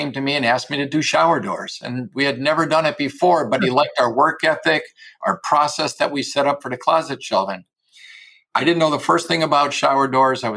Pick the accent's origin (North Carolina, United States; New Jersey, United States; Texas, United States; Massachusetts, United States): Massachusetts, United States; Springfield; I'm from Springfield, Massachusetts